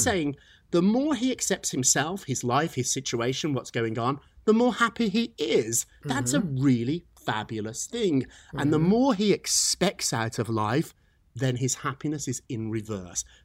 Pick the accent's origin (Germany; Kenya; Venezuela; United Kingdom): United Kingdom; accent: British; now in New York, United States; I'm a New Yorker, even with this silly British accent